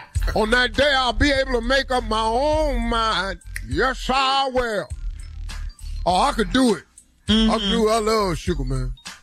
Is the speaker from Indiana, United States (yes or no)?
no; Cleveland, Ohio, United States; I'm from Cleveland, where the Rock and Roll Hall of Fame.